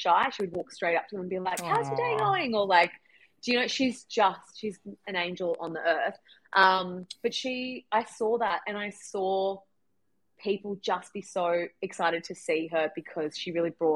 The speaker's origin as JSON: {"language": "English", "town": "Toowoomba", "region": "Queensland", "country": "Australia", "tie": "born or raised there", "also_born_or_lived": "Melbourne, Australia", "moved": "as an adult", "lives_now": "Sydney, Australia", "said": "I was from Toowoomba"}